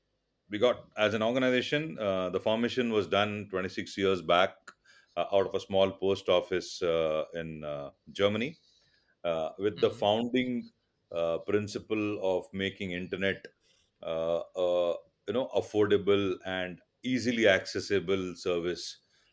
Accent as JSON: {"language": "English", "region": "Karnataka", "country": "India", "first_language": "Tulu", "second_language": "English", "said": "So my mother tongue is Tulu and Kannada. So those are the six."}